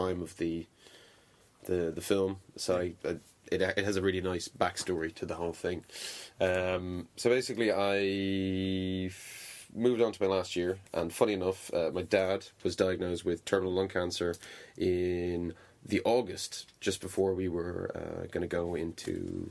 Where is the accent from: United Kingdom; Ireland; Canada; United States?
Ireland; Dunmore East, Munster; So I got a job at a hotel bar in Dunmore East, where I grew up in Waterford, which is a small fishing village by the sea.